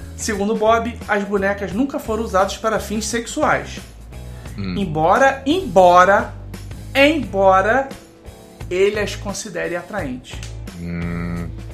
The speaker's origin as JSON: {"language": "Portuguese", "country": "Brazil", "tie": "born or raised there", "said": "a gente cresceu num Brasil ainda muito fechado"}